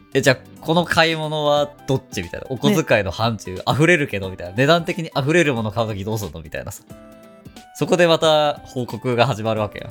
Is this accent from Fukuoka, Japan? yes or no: yes; Fukuoka, Japan; moved away as an adult; now in Ibaraki, Japan; 地元が福岡だからね